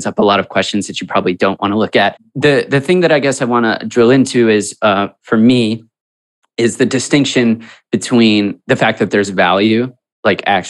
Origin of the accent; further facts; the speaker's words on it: Chicago, Illinois, United States; we're from Chicago